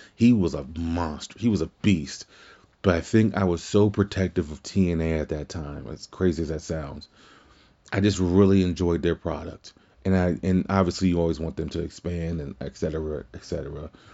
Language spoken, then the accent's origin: English; Louisiana, United States; my home state as well